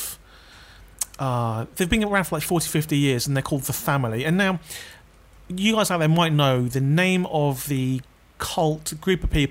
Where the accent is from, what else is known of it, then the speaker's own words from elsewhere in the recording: London, United Kingdom; I'm from London.